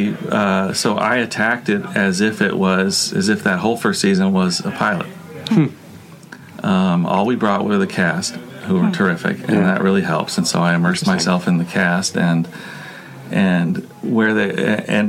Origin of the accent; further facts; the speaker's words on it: Los Angeles, California, United States; I'm from Los Angeles